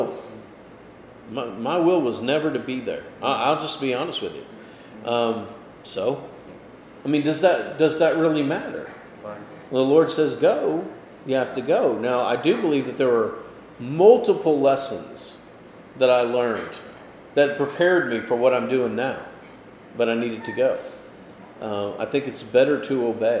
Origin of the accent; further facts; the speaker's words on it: Houston, Texas, United States; moved away; I grew up in Houston, Texas, which is not small town at all